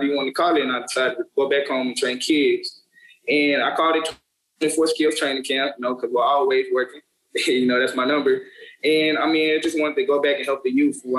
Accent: Arlington, Texas, United States; I'm from the Dallas area, East Arlington to be exact

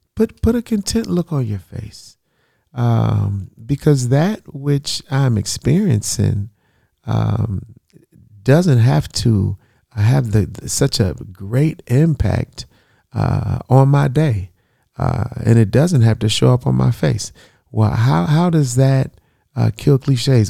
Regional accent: United States; I'm black American

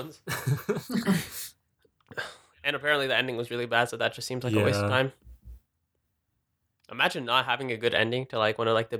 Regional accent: Denver, Colorado, United States; I was born in Denver, so I was born while it was snowing, I think.

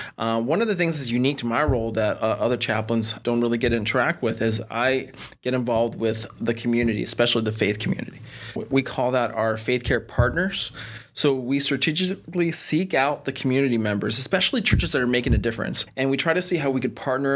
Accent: California, United States; also born or lived in Birmingham, Alabama; now in Orlando, United States; I'm originally from California

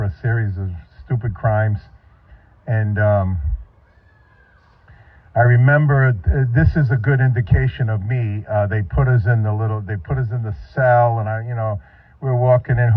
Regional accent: New England, United States; moved away as an adult; also born or lived in Northeast; I come from New England

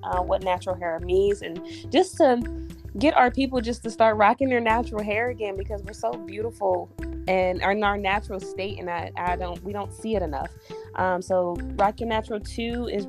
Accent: Cleveland, Ohio, United States; I was born and raised in Cleveland

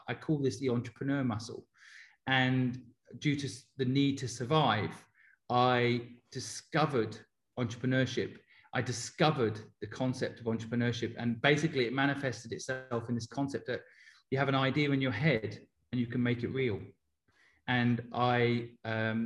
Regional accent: Cambridge, East of England, United Kingdom; moved away as an adult; also born or lived in Hong Kong; now in London, United Kingdom; I grew up in Cambridge in England and spent 20 years of my life in England and 20 years of my life in Asia

